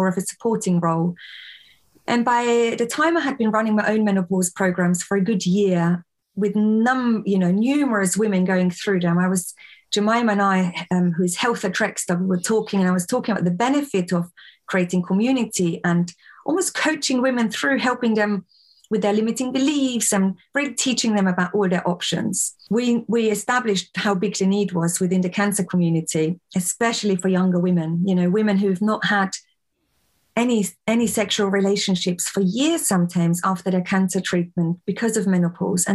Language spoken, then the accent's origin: English; Austria; moved away as an adult; now in England, United Kingdom; I was born and raised in Austria, came here to England when I was in my early 20s